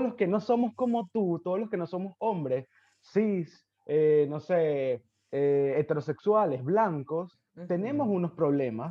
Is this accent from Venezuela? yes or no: yes; Venezuela; moved away; cuando salí de Venezuela